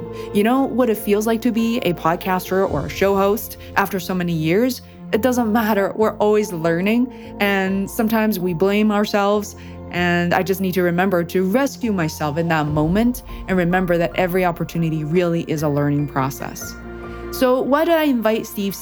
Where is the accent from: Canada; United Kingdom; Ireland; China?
China; Beijing; moved away; I am an immigrant, you know, I come from Beijing, China originally